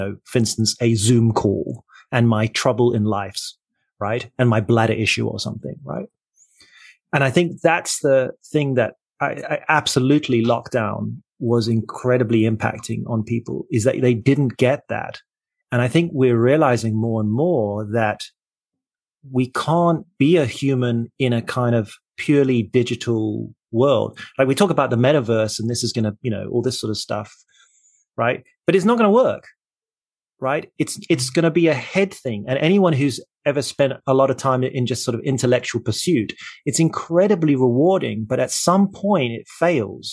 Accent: Port Elizabeth, Eastern Cape, South Africa; moved away; I grew up in South Africa in Port Elizabeth near the coast.

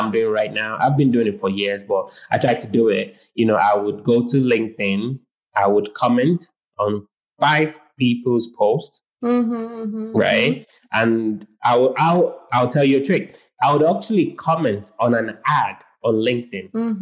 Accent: United Kingdom; I'm British.

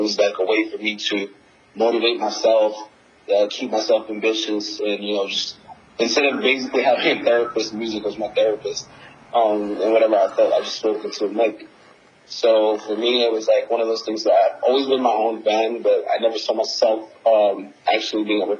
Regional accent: Nigeria; also born or lived in New Jersey / London; So I was born in New Jersey, moved and lived between Nigeria and London.

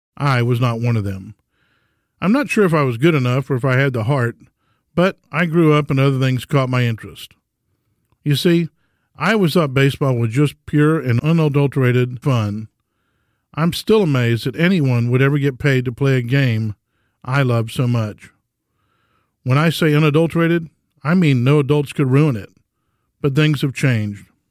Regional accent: Houston, Texas, United States; growing up in Houston

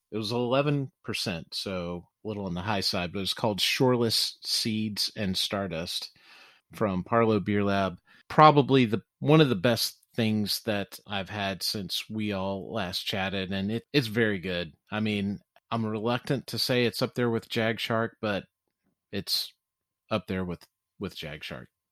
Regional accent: Louisiana, United States; being born and raised in Louisiana

